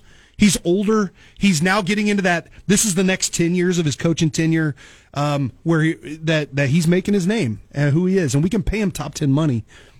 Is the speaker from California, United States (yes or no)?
no; Papillion, Nebraska, United States; also born or lived in Kansas City; now in Lincoln, United States; I grew up in Papillion. I was born in Kansas City, moved up in third grade, went to Papillion, grew up